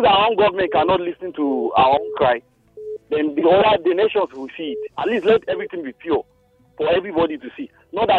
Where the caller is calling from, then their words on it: Bukuru, Plateau, Nigeria; calling from Bukuru here.